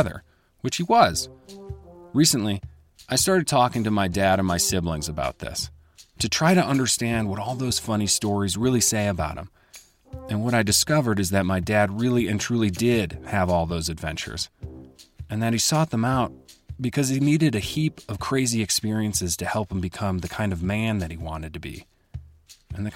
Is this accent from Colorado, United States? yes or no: no; Chicago, Illinois, United States; growing up in Chicago with my sister and two brothers